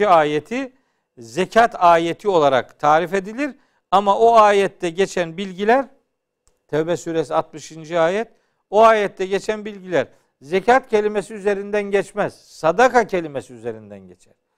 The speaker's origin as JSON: {"language": "Turkish", "town": "Çaykara", "region": "Trabzon", "country": "Turkey", "said": "Bizim memlekette ben Trabzonluyum. Hı hı. E, Çaykaralıyım, Ofluyum"}